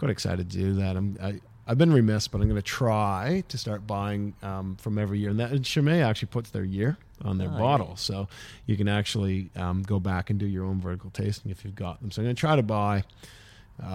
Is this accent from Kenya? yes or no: no; Ontario, Canada; moved away as an adult; now in Melbourne, Australia; I'm from Ontario, Canada